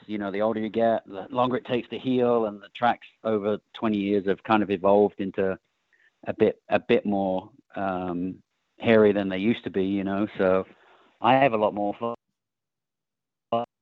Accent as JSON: {"language": "English", "region": "England", "country": "United Kingdom", "tie": "born or raised there", "moved": "yes", "lives_now": "California, United States", "said": "I grew up in England"}